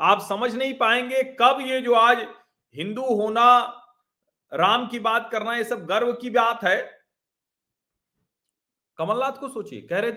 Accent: Prayagraj, Uttar Pradesh, India; मैं तो उसी शहर से आता हूं सिंघल जी के अशोक सिंघल जी के शहर से अशोक सिंघल जी ने तो प्रयागराज में जो उनका घर है वही दे दिया

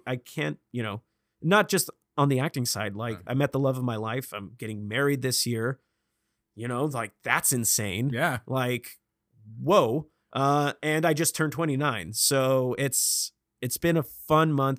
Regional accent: Vacaville, California, United States; now in Los Angeles, United States; I am from Vacaville, California

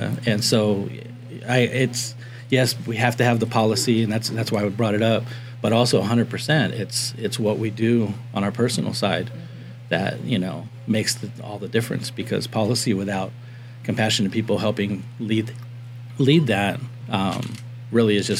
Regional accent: Miami, Florida, United States; also born or lived in Whittier, California; now in California, United States; I grew up in Miami, born here in Whittier, but grew up in Miami

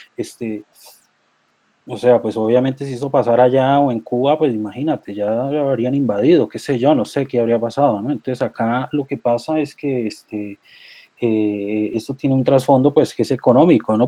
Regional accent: Colombia

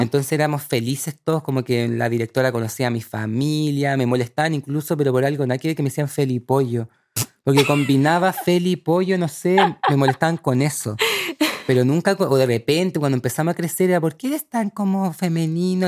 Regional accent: El Cerrillo, O'Higgins, Chile; moved away as an adult; also born or lived in Barcelona, Spain / Santiago; crecí en la sexta región, un pueblito que se llama El Cerrillo, cerca de Rengo

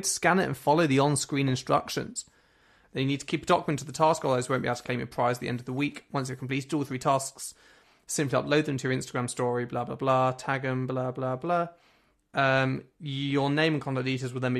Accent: Sussex, South East England, United Kingdom; born or raised there; moved away

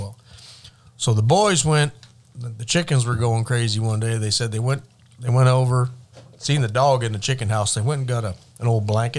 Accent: Williams Lake, British Columbia, Canada; moved away as an adult; also born or lived in Revelstoke, British Columbia / 150 Mile House, British Columbia; now in United States; I was born and raised in Williams Lake

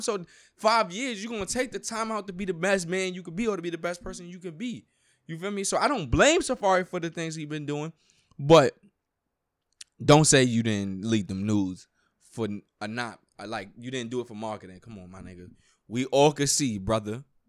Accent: New York, United States; I grew up in New York.

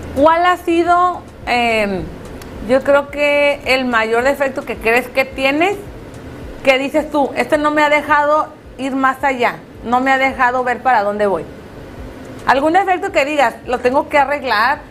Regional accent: Tijuana, Baja California, Mexico; nuestra ciudad

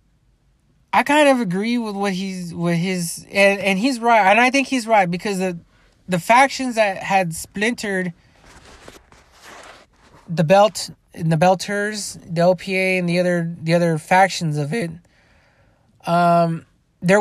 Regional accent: United States; as an American

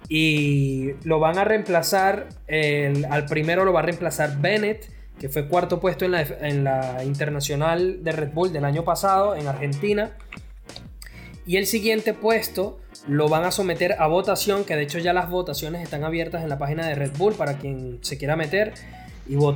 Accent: Spain; yo soy de España

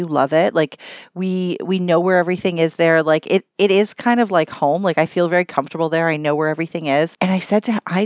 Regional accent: Toronto, Ontario, Canada; I'm from Toronto.

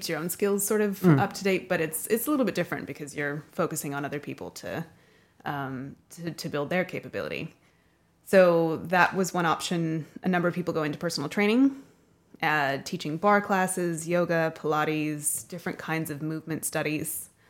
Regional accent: Denver, Colorado, United States; born there; While I was born in Denver and in Colorado, I didn't have a really wide network of people there.

